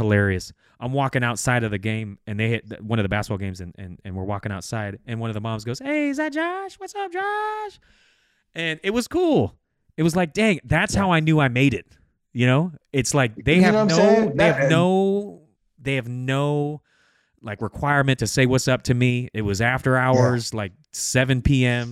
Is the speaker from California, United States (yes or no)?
yes; Bay Area, California, United States; moved away; also born or lived in Fresno; I'm from the Bay Area. I have no connections with Fresno at all